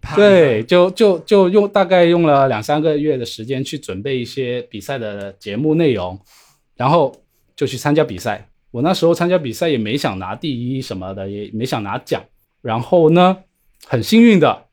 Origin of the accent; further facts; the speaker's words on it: Shenzhen, Guangdong, China; 我是来自深圳的，是一名职业的魔术师